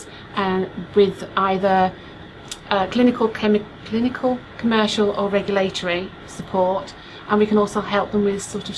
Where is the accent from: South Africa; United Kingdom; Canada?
United Kingdom; Yorkshire and the Humber; moved away as an adult; also born or lived in south coast of England; now in United States; I'm from Yorkshire in the United Kingdom